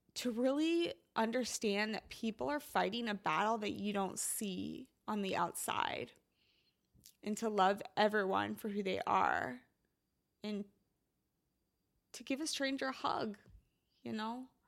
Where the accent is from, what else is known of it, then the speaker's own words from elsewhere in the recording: Midwest, United States; I'm from the Midwest and it rains a lot